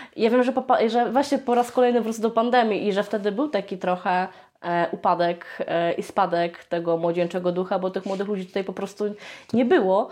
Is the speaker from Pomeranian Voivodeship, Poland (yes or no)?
no; Lublin, Lublin Voivodeship, Poland; u nas w Lublinie